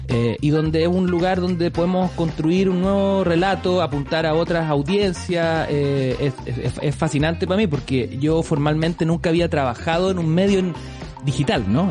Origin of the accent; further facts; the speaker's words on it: Antofagasta, Chile; cuando éramos chicos, vivíamos en Antofagasta